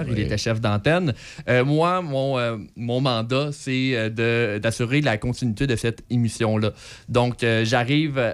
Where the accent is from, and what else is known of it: Saint-Raymond, Quebec, Canada; born or raised there; moved away as an adult; also born or lived in Baie-Comeau / La Tuque